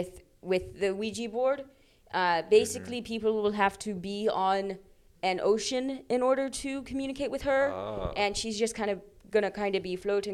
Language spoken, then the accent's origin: English; Switzerland; born there; I was born in Switzerland, and I will die in Switzerland. But I have not a Swiss accent.